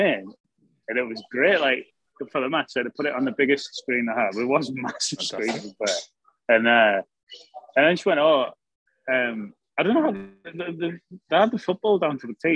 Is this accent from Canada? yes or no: no; Sunderland, North East England, United Kingdom; I'm from Sunderland